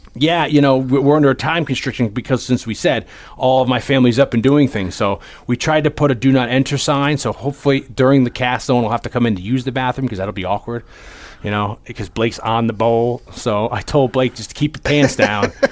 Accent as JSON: {"language": "English", "town": "Hamden", "region": "Connecticut", "country": "United States", "tie": "born or raised there", "said": "20 minutes away from my hometown of Hamden"}